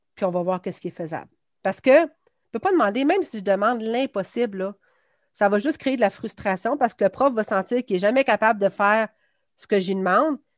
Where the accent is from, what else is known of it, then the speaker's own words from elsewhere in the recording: Quebec City, Quebec, Canada; je viens de Beauport. Ben, anciennement, c'était Beauport, maintenant, c'est Québec. Donc, j'ai fait euh, mon primaire à Marie-Renoir, puis j'ai fait mon secondaire à Samuel de Champlain